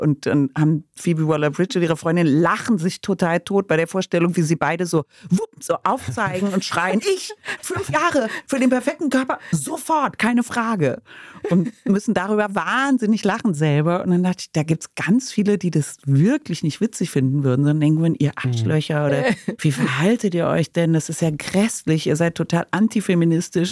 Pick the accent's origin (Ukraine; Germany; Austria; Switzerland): Germany; Cologne, North Rhine-Westphalia; ich komme aus Köln, ne, wo das gedreht wurde. Die ganzen Kinder aus der Lindenstraße waren auf meinem Gymnasium